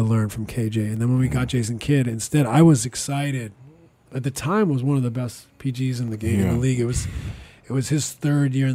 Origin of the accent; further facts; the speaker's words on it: British Columbia, Canada; also born or lived in London; I'm from British Columbia